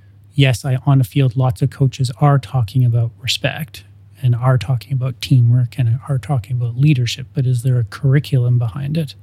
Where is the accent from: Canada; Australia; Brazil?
Canada; Ontario; now in Edmonton, Canada; growing up in Ontario